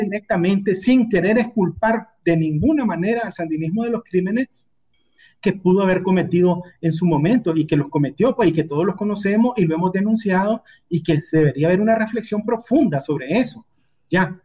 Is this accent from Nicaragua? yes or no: yes; Quilalí, Nueva Segovia, Nicaragua; also born or lived in Ocotal; yo nací en Quilalí, un pueblecito pequeño del norte de, de Nueva Segovia, y mi familia allá no había secundaria, entonces para que nosotros pudiéramos estudiar, una familia de siete hermanos se trasladó a, a Ocotal